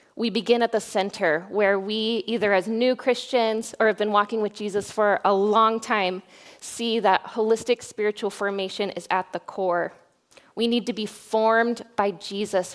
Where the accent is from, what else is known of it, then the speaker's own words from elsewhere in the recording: Boise, Idaho, United States; moved away as an adult; also born or lived in Oregon; now in Newberg, United States; I grew up in Boise, Idaho.